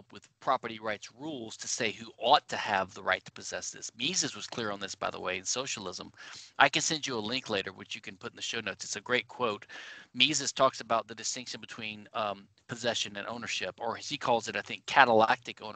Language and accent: English; Louisiana, United States; I'm from Louisiana, the only civil law state in the United States.